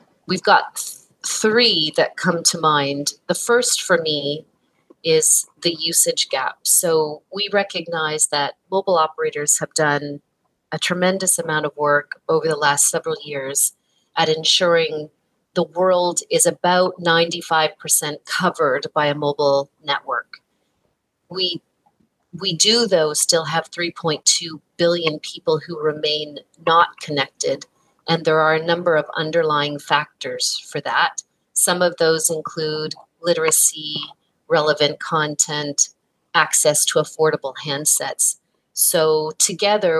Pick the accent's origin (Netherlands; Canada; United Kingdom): Canada; I'm embarrassed as a Canadian that I am not bilingual when so much of my home country is